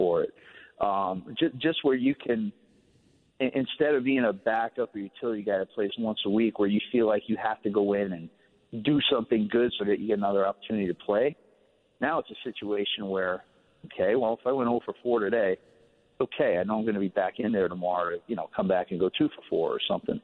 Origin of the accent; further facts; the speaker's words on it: New York, United States; We were in the same conference in high school growing up in New York